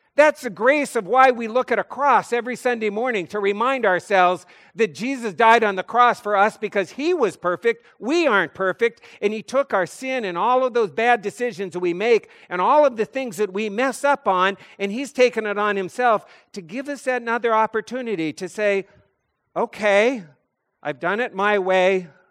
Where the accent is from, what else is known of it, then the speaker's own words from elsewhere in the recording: North Dakota, United States; I'm a kid from North Dakota